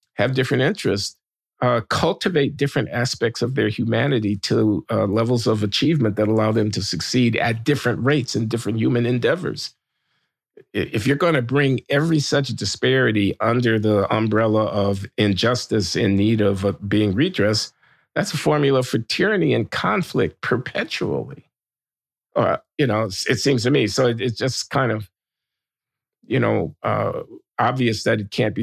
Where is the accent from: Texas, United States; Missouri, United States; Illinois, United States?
Illinois, United States; Chicago; I'm from Chicago. I came up in the fifties and sixties